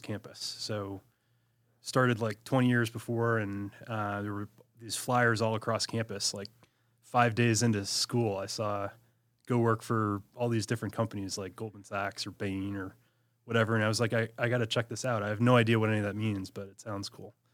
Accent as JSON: {"language": "English", "region": "Michigan", "country": "United States", "tie": "born or raised there", "also_born_or_lived": "Washington, D.C.", "said": "born and raised in Michigan"}